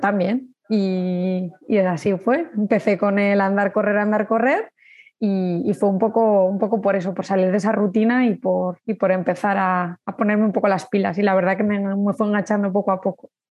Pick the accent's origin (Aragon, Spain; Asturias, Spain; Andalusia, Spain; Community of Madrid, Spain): Aragon, Spain; Zaragoza; soy de Zaragoza, tengo 37 años